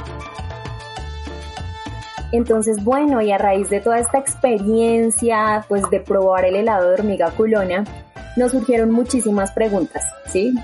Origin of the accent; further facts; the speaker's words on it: Bogotá, Bogotá Capital District, Colombia; nosotros realmente somos unos rolos inexpertos